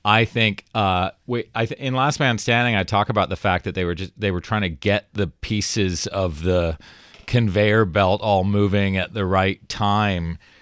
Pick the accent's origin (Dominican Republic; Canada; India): Canada; Toronto, Ontario; moved away; I was from Toronto